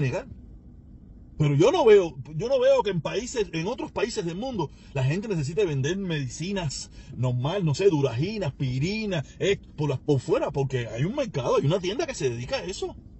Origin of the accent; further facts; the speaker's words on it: Cuba; mi país